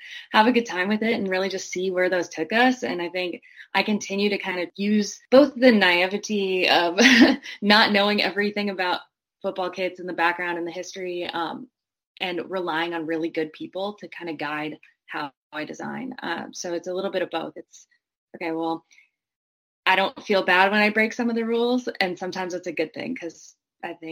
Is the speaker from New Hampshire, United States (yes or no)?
no; Green Bay, Wisconsin, United States; I grew up watching American football. I'm from Green Bay, Wisconsin